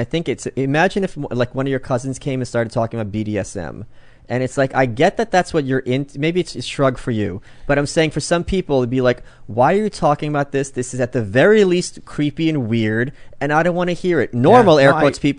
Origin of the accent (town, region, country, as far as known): Brooklyn, New York, United States